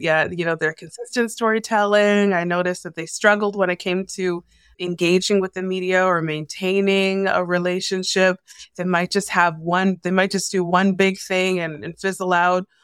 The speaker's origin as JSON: {"language": "English", "town": "Toronto", "region": "Ontario", "country": "Canada", "tie": "born or raised there", "also_born_or_lived": "Newfoundland / Edmonton / Calgary / Kitchener", "moved": "as an adult", "lives_now": "Vancouver, Canada", "said": "I was born and raised in Toronto"}